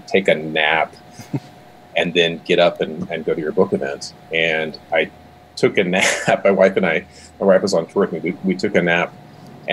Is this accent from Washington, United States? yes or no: yes; Seattle, Washington, United States; moved away as an adult; also born or lived in Hawaii; now in Montana, United States; Before Montana, I grew up in and around the Seattle area, where most of my family still resides.